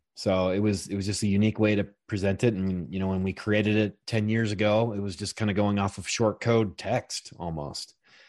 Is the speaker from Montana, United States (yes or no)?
no; Salt Lake City, Utah, United States; Salt Lake.